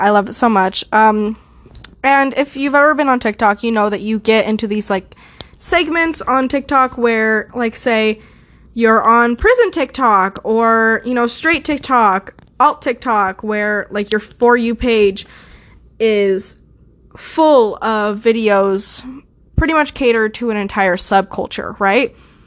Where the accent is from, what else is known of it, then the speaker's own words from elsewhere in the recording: United States; I'm American. I'm here. I've been here forever